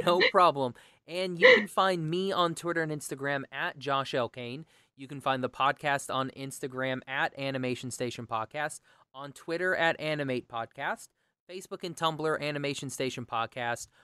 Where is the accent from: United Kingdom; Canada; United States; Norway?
United States; Oklahoma; I'm from Oklahoma